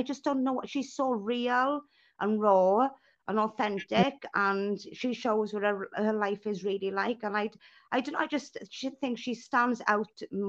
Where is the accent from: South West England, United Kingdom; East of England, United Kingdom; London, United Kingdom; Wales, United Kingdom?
Wales, United Kingdom; accent: Welsh; So even though I'm Welsh, my dad is from Bangladesh, so it's an mm-hmm. Indian name.